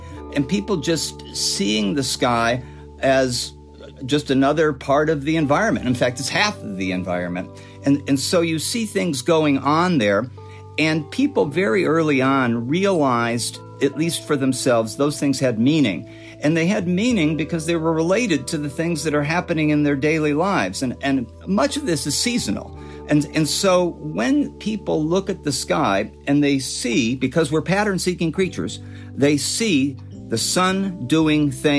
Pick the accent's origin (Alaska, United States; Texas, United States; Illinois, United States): Illinois, United States; now in Southern California, United States; My parents moved out to Southern California in 1957. You know, I came from Illinois. There were seasons in Illinois